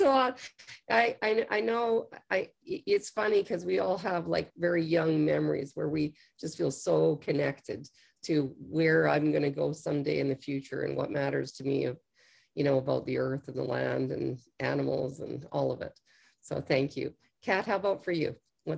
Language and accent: English; Canada; also born or lived in Alberta, Canada / Texas, United States; I'm from Canada, but I actually also spend part of the year in Texas on a ranch